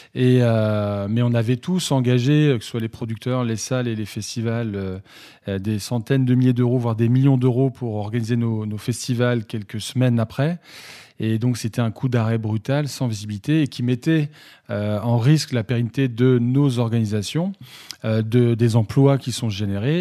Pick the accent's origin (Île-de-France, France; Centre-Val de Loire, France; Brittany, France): Brittany, France; Saint-Brieuc; à, côté de chez moi à Saint-Brieuc